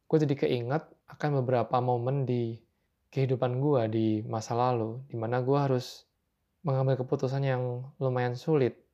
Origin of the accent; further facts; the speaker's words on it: Semarang, Central Java, Indonesia; karena ya sebelumnya gue sempat bilang gue berasal dari Semarang.